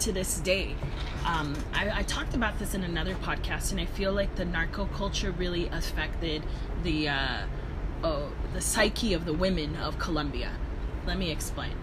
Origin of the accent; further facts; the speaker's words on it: Downey, California, United States; also born or lived in South Gate, California / Koreatown, Los Angeles; now in Los Angeles, United States; my parents had me in Southgate, and then when I was like in maybe in elementary school, we moved over to Downey